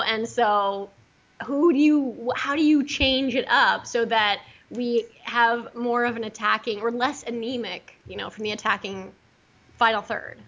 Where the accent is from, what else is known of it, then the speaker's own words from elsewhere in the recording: the Bay Area, California, United States; I'm from the Bay Area, okay? Hello. I was born and raised in the Bay Area